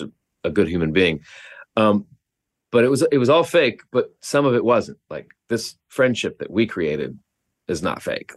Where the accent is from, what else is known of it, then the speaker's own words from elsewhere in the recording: Oklahoma, United States; I grew up in Oklahoma